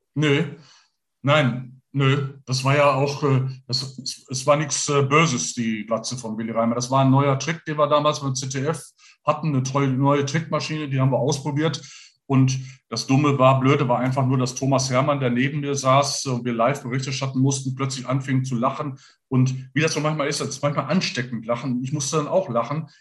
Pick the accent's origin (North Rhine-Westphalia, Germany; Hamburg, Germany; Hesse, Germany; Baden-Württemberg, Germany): North Rhine-Westphalia, Germany; Gelsenkirchen; Ich bin in Gelsenkirchen geboren